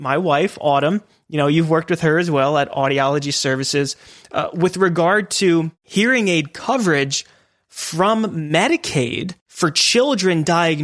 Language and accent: English; Pennsylvania, United States; I grew up in Pennsylvania, originally from Pennsylvania